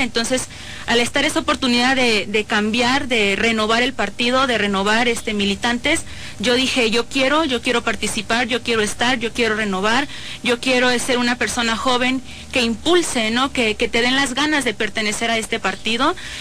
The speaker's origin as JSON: {"language": "Spanish", "town": "San Miguel de Allende", "region": "Guanajuato", "country": "Mexico", "said": "soy de la San Rafa, Ignacio Allende, por supuesto. Este, soy, como les comento, sanmiguelense de corazón"}